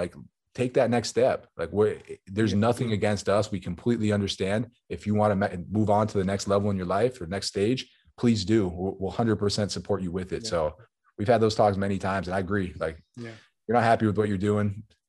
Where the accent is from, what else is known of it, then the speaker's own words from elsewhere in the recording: Buffalo, New York, United States; So I think you got to put it in Buffalo.